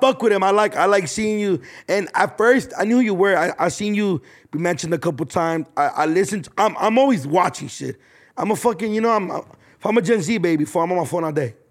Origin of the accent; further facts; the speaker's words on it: Philadelphia, Pennsylvania, United States; I'm from Philadelphia